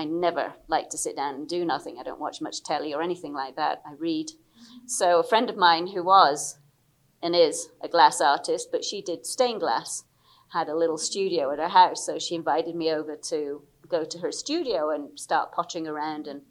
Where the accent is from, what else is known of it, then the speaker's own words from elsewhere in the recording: England, United Kingdom; also born or lived in Liberia; I'm British. I was born in Liberia, moved back to the UK when I was 8